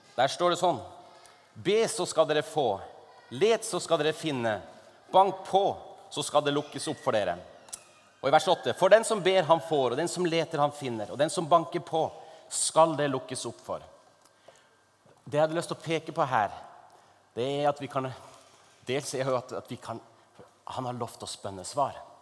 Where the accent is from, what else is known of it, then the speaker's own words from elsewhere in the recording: Northern Norway, Norway; i Nord-Norge, der jeg kommer fra